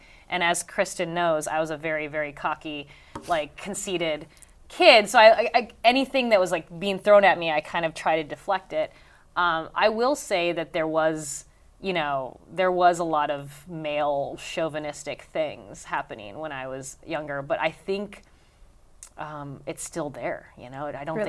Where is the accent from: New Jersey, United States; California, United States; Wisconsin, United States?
New Jersey, United States; Linden; For me, growing up in Linden, I felt there was way more racism than there was sexism.